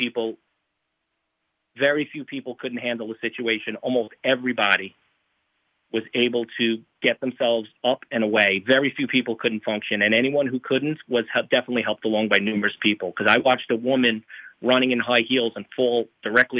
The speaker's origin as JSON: {"language": "English", "town": "New York City", "region": "New York", "country": "United States", "tie": "born or raised there", "said": "I grew up in New York City"}